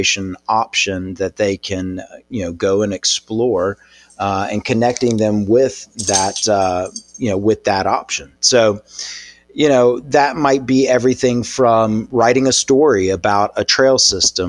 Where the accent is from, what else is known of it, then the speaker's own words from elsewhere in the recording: Birmingham, Alabama, United States; Born and raised in Birmingham